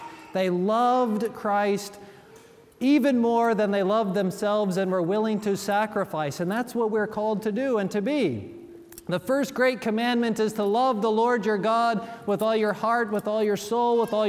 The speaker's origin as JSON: {"language": "English", "town": "Gary", "region": "Indiana", "country": "United States", "tie": "born or raised there", "moved": "yes", "lives_now": "Memphis, United States", "said": "I grew up in Gary, Indiana, right across the lake from Lake Michigan"}